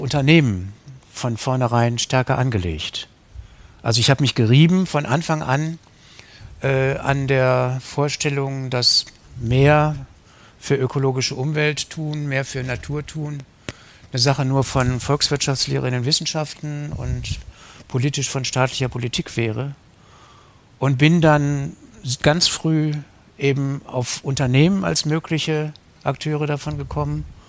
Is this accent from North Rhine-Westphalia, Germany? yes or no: yes; Wuppertal, North Rhine-Westphalia, Germany; moved away as an adult; also born or lived in West Berlin / Kettwig, Essen; now in Essen, Germany; in meiner Heimatstadt Wuppertal